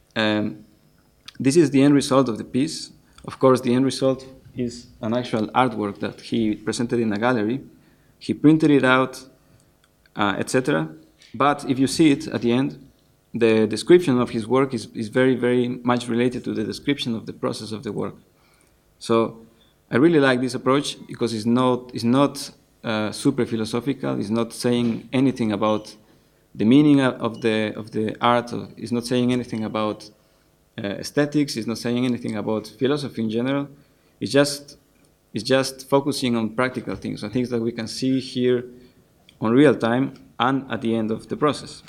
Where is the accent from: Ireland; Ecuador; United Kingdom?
Ecuador; moved away as an adult; now in Netherlands; I studied composition informally for some years in my home country, in Ecuador